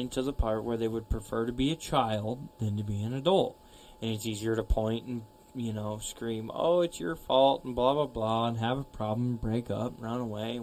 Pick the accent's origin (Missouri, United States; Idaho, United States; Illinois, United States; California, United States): Idaho, United States; growing up in Idaho, playing on the farm